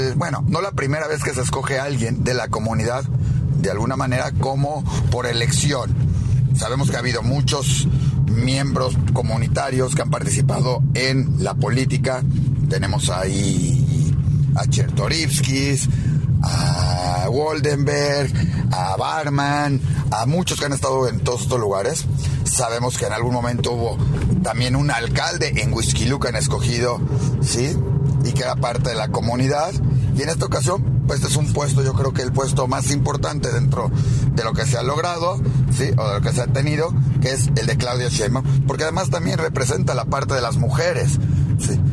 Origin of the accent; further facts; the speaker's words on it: Mexico; nos toca como mexicanos